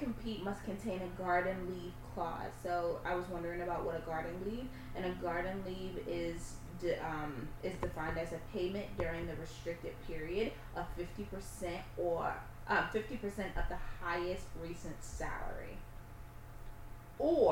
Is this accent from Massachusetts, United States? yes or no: yes; Boston, Massachusetts, United States; I'm from Boston